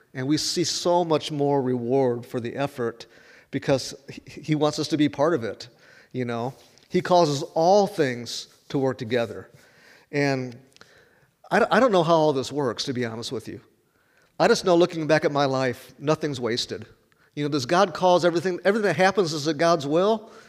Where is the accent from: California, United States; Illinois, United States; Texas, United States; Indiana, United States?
Illinois, United States; Chicago; moved away as an adult; also born or lived in Chattanooga, Tennessee; I'm from Chicago